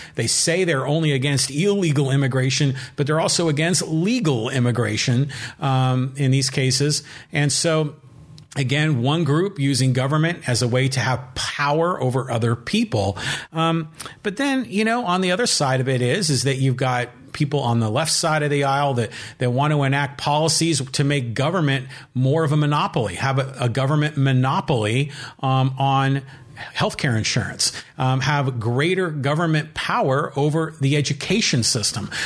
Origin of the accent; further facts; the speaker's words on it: San Francisco, California, United States; I personally have lived in California my entire life. I was born in San Francisco